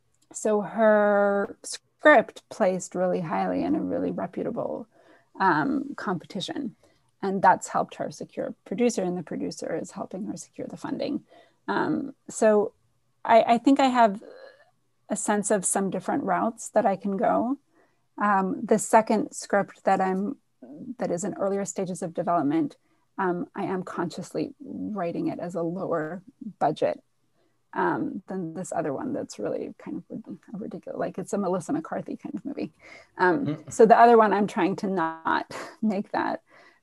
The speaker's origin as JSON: {"language": "English", "country": "Israel", "moved": "yes", "lives_now": "New York, United States", "said": "I'm from Israel originally"}